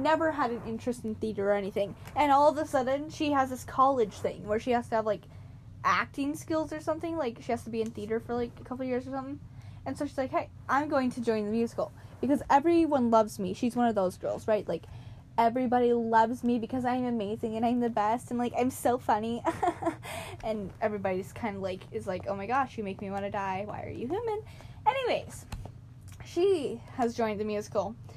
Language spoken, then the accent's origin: English; United States; We are from the United States.